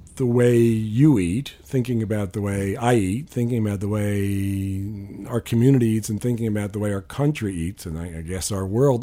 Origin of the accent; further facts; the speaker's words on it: New York, United States; I grew up in New York